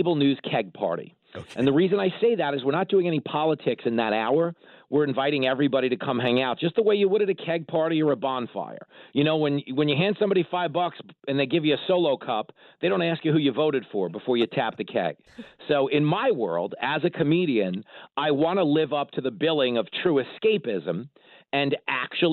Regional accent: Levittown, New York, United States; growing up on Long Island in Levittown, New York

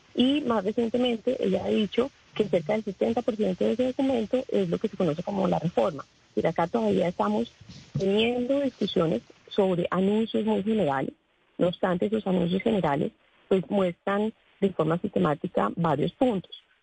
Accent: Colombia

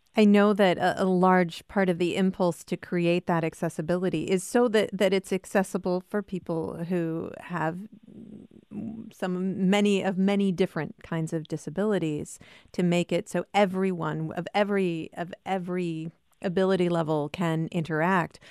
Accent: Cedar Falls, Iowa, United States; I grew up in Cedar Falls, Iowa

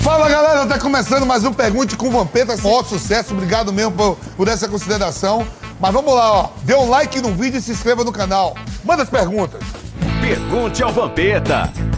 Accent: Nazaré das Farinhas, Bahia, Brazil; moved away; also born or lived in Netherlands / Italy; eu sou de Nazaré das Farinhas, 70 quilômetros de Salvador, da capital

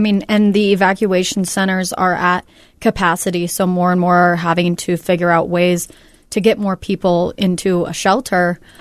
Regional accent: Northern California, United States; moved away; I'm from Northern California, so I have a lot of family and friends

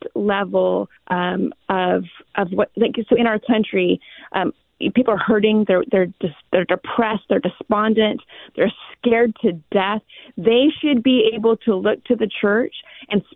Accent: Clovis, California, United States; my hometown

